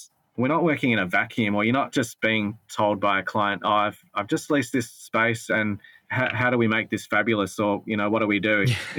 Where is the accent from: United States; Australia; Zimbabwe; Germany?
Australia; Adelaide, South Australia; now in Melbourne, Australia; both Justin and I are not born and raised in Melbourne, so we didn't have family business connections or family money or those sorts of things to give us a leg up. I came from Adelaide